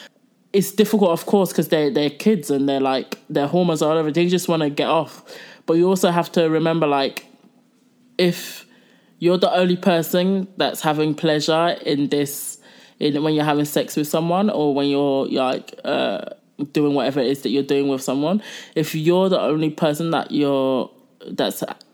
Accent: Croydon, London, United Kingdom; He is from my hometown. He's from South London, Croydon.

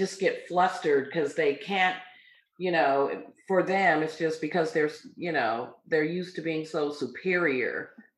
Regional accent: United States; born there; so I'm American, I was born here.

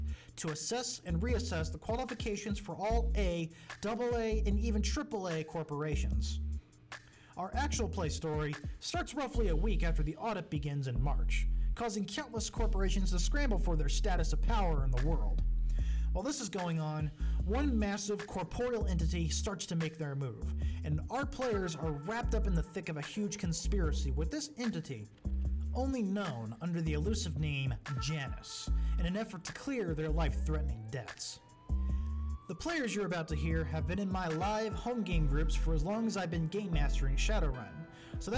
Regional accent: Indiana, United States; I'm a Hoosier, or for those who are not in the know, a resident born and raised in Indiana

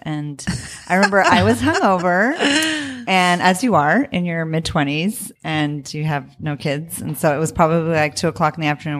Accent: Tucson, Arizona, United States; also born or lived in New York; now in Los Angeles, United States; I'm from Tucson, Arizona, Mexicana from Tucson, Arizona

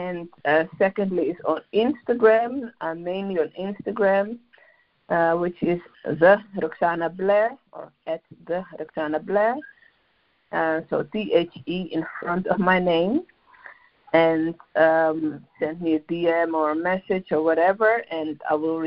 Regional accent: Amsterdam, North Holland, Netherlands; moved away as an adult; now in London, United Kingdom; I am born and raised in Amsterdam, but I currently live in London in the UK

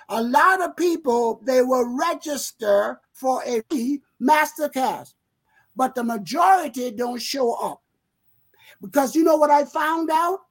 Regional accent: South Carolina, United States; accent: Southern; Gullah; moved away as an adult; now in Rochester, United States; being a country boy

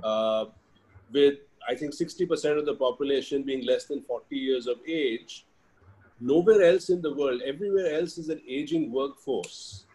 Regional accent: India; moved away as an adult; also born or lived in Australia; being Indian and being in our country

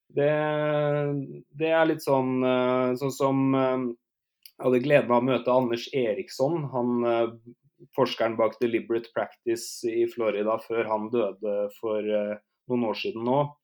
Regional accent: Norway; also born or lived in Canada; hjemme i Norge

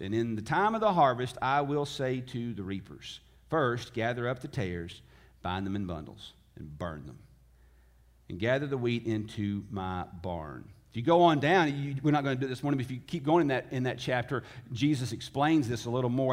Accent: Tennessee, United States; I was born in the South. I was born in Tennessee. I was raised by Southern parents

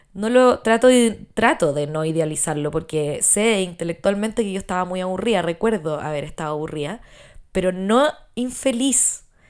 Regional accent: Chile

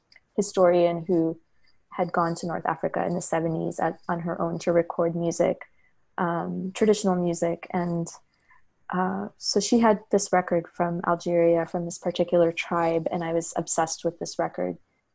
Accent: Hyderabad, Sindh, Pakistan; Another one was being in Pakistan, actually, probably by myself in 2014. So I'm from Hyderabad, but I came to, record and document in the Dargahs

